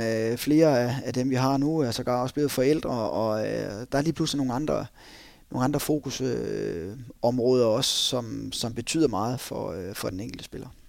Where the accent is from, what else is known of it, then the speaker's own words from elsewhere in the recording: North Jutland, North Denmark Region, Denmark; vi er nordjyder